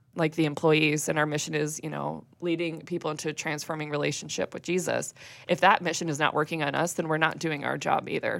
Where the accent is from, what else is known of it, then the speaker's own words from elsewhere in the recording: West Chicago, Illinois, United States; I grew up in the Christian Reformed Church, and I went to a, a church out in West Chicago.